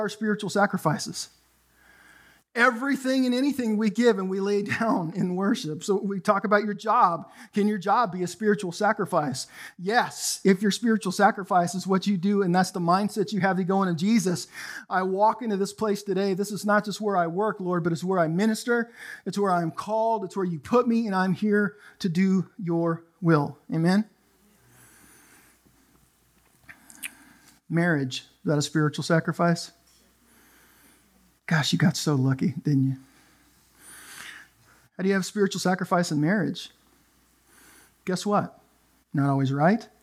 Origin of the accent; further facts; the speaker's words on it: Canada; now in United States; I'm Canadian